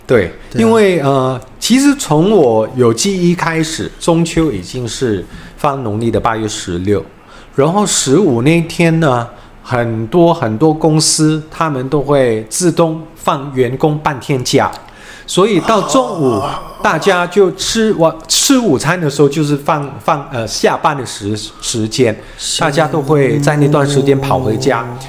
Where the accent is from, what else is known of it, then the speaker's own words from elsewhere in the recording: Hong Kong; now in Taiwan; 我是来自香港的港仔